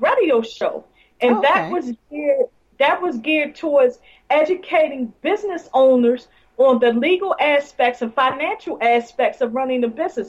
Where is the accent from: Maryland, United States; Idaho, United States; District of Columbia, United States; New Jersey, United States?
Maryland, United States; Baltimore; Well, I'm from Baltimore, Maryland. And I live in Baltimore City.